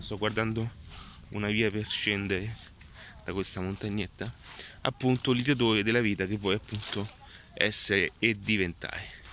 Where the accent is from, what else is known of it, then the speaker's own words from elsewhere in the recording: Italy; Sono nato in Italia